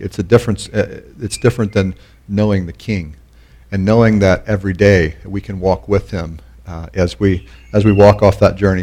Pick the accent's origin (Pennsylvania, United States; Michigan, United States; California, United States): Pennsylvania, United States; moved away as an adult; also born or lived in Canon City, Colorado; I was born in Pennsylvania